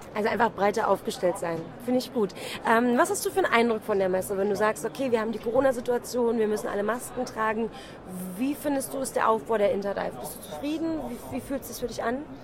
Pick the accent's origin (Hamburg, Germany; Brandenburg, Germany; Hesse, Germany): Brandenburg, Germany; accent: Berlinerisch; ich bin ja nicht Berlinerin, ich bin Brandenburgerin